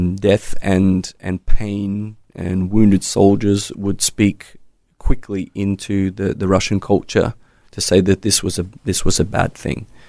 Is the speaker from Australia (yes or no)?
yes; Australia; moved away; as an Aussie